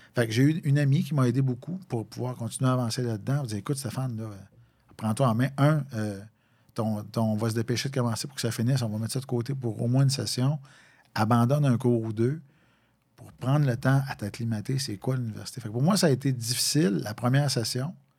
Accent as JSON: {"language": "French", "town": "Valcourt", "region": "Quebec", "country": "Canada", "also_born_or_lived": "Longueuil", "moved": "as an adult", "said": "tu as assez vivoté dans la région de Valcourt"}